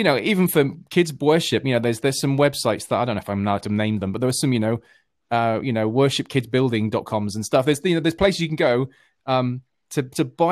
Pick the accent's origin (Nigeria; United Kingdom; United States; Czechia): United Kingdom; I'm this Brit